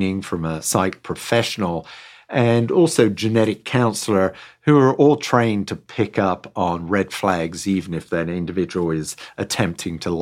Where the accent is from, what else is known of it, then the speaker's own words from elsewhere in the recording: England, United Kingdom; I grew up in England, rural community, on a dairy farm